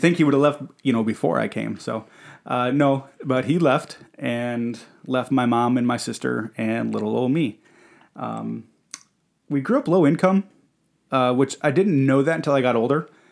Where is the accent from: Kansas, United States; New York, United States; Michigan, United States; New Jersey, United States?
Michigan, United States; Detroit; I was born in Detroit, Michigan, uh, Henry Ford Hospital